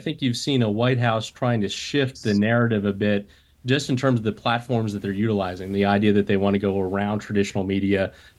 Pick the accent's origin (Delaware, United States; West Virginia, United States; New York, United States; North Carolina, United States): Delaware, United States; I spent half my time growing up in Delaware.